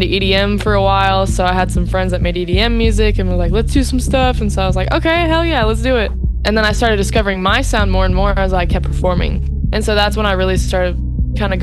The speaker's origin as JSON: {"language": "English", "town": "Dallas", "region": "Texas", "country": "United States", "tie": "born or raised there", "said": "I am from Texas, the Dallas-Fort Worth area"}